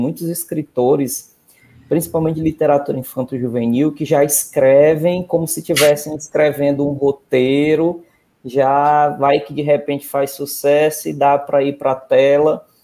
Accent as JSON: {"language": "Portuguese", "region": "Northeast Region", "country": "Brazil", "said": "nós que somos do interior"}